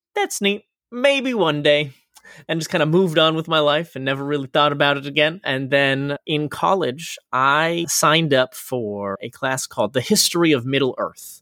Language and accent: English; Florida, United States; moved away; I, uh, was born and raised in Florida